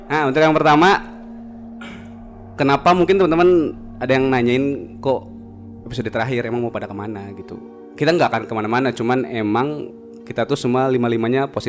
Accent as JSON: {"language": "Indonesian", "town": "Purwakarta", "region": "West Java", "country": "Indonesia", "said": "Uh, kita kan dari Purwakarta. Otomatis harus jalan ke Jakarta deh."}